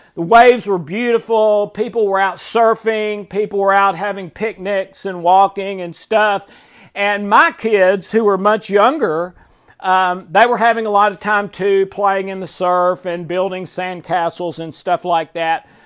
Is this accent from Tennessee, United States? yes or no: yes; Tennessee, United States; I've never lived anywhere but Tennessee